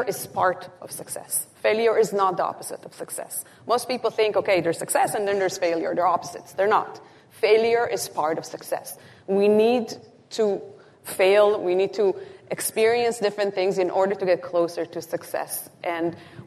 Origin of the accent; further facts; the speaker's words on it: Israel; moved away; I'm originally from Israel